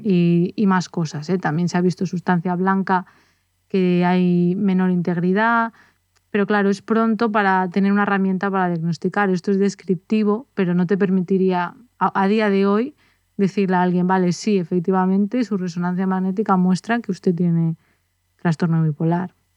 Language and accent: Spanish; Spain; nosotros somos de España